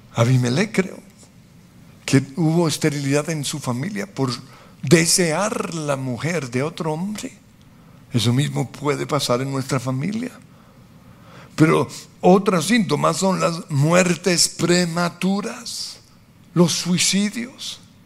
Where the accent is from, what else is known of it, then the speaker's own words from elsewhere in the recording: Colombia; como colombianos